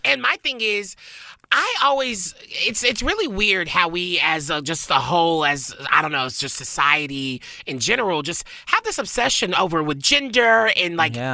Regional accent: the South, United States; now in Los Angeles, United States; When I was growing in the South

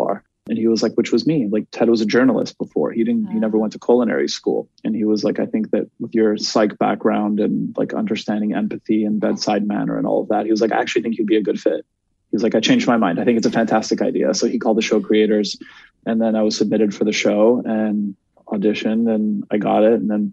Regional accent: Montreal, Quebec, Canada; also born or lived in Laval, Canada; I was raised in Montreal for most of my life

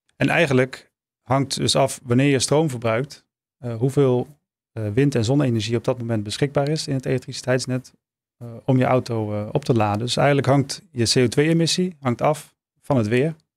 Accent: Maastricht, Limburg, Netherlands; liefst in regio Maastricht, waar ik vandaan kom

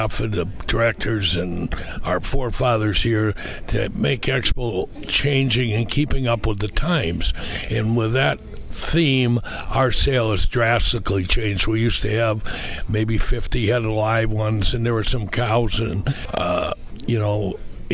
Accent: southern Wisconsin, United States; I grew up about an hour east of here in southern Wisconsin

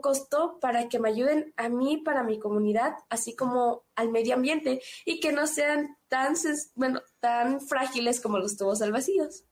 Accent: San Cristóbal de las Casas, Chiapas, Mexico; Soy de San Cristóbal de las Casas Chiapas

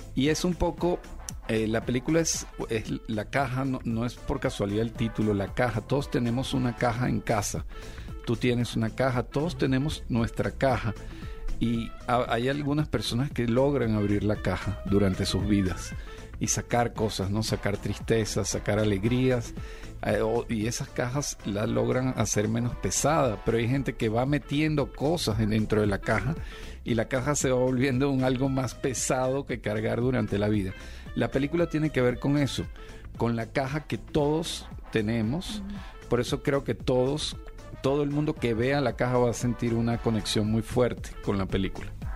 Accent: Venezuela; now in Mexico; yo soy venezolano, a pesar de que tengo 20, años ya viviendo en México

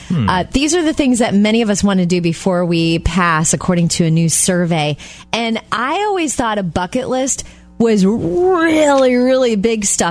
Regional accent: Jupiter, Florida, United States; moved away; I was so glad I got to go home to my hometown in Jupiter, Florida

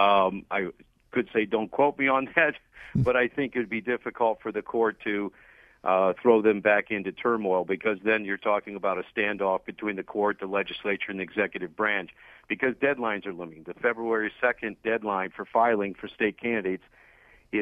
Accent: Summit County, Ohio, United States; I'm from Summit County

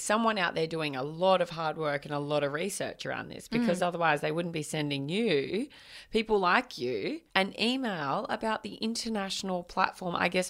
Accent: Australia; as Australian women

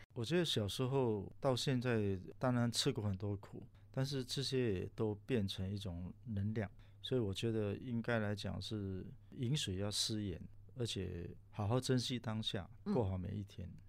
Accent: Singapore; moved away as an adult; also born or lived in Taiwan; 回来新加坡

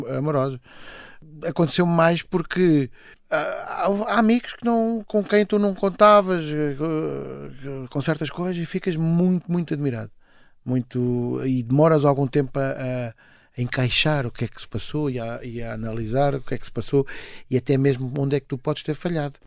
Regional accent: Margem Sul, Setúbal, Portugal; also born or lived in Coimbra; Eu passo a minha, a minha juventude na Margem Sul

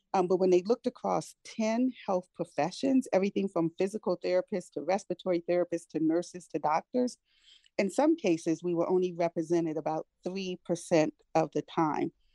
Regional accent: Prince George's County, Maryland, United States; also born or lived in Washington, D.C.; I was born in Washington, D.C., I've pretty much lived almost my entire life and where I continue to live here in Prince George's County.

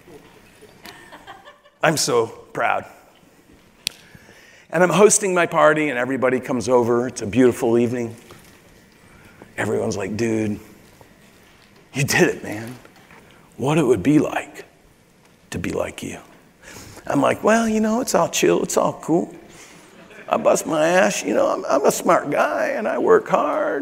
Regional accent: Corvallis, Oregon, United States; moved away as an adult; now in Miami, United States; I'm from Corvallis, Oregon, which I am

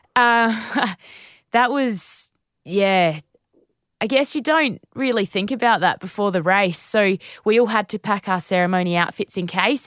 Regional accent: Naracoorte, South Australia, Australia; Narracourt, uh, Narracourt. That's my hometown

